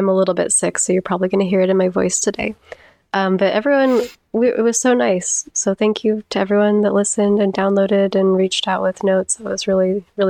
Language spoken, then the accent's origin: English; Utah, United States; I'm from Utah, but our parents went to high school together.